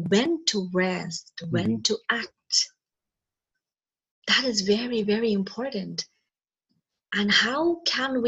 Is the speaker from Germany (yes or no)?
no; Kerala, India; born and brought up in Kerala, mm-hmm. India.